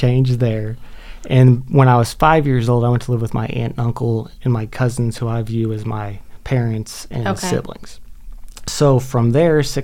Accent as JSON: {"language": "English", "region": "Arkansas", "country": "United States", "tie": "born or raised there", "also_born_or_lived": "Miami, Florida", "moved": "yes"}